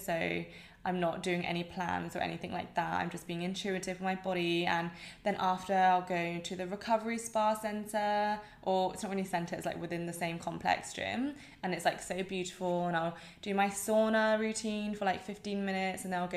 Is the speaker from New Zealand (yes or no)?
no; England, United Kingdom; accent: English